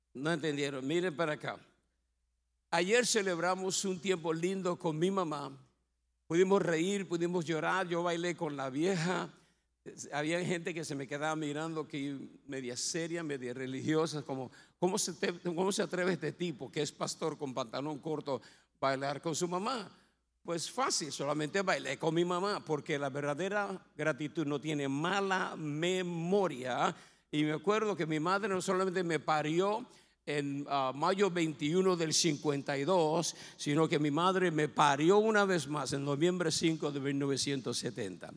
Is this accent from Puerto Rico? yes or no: yes; Bayamón, Puerto Rico; yo me crié en Bayamón, en Punta Brava